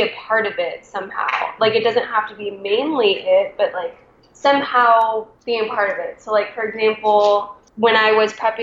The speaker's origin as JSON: {"language": "English", "area": "Maui", "region": "Hawaii", "country": "United States", "tie": "born or raised there", "also_born_or_lived": "Oregon", "moved": "as an adult", "lives_now": "San Diego, United States", "said": "I grew up in Maui, born and raised, and then right out of high school, moved to Oregon"}